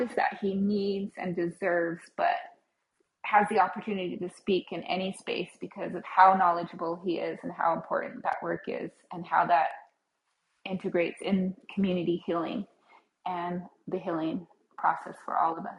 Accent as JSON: {"language": "English", "country": "United States", "tie": "born or raised there", "said": "I am a member of the Navajo Nation. I grew up there, have lived on and off, currently have dual residency there"}